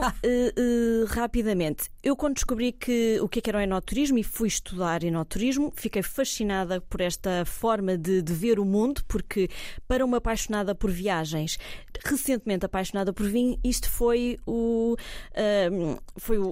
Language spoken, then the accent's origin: Portuguese; Cascais, Lisbon, Portugal; now in Évora, Portugal; eu sou de, da costa portuguesa, sou de Cascais, nasci em Cascais